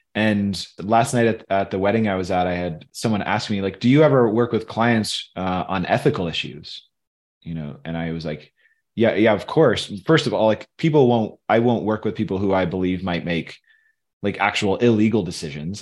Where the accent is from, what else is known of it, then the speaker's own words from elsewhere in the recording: Michigan, United States; also born or lived in Tennessee; now in Colorado, United States; where I grew up in Michigan